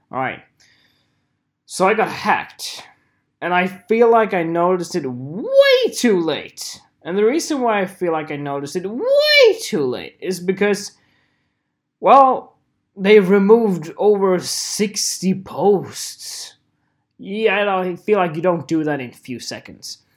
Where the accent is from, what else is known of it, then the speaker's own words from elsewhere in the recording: United Kingdom; know, no, I'm British. I'm British.